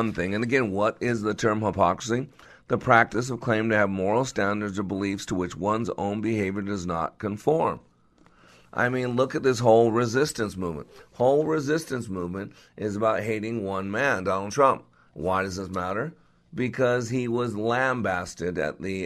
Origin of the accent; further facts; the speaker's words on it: Henderson, Nevada, United States; I grew up in Las Vegas. Actually, grew up in Henderson, and so that's my old stomping ground.